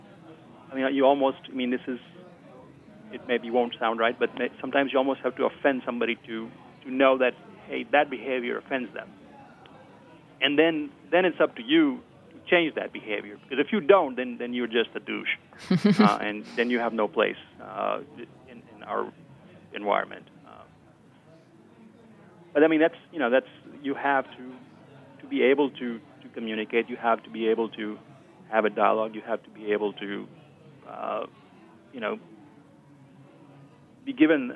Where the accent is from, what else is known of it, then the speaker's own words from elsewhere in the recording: India; moved away as an adult; also born or lived in Austin, Texas; now in Oxford, United States; I came here from India with, you know, a different background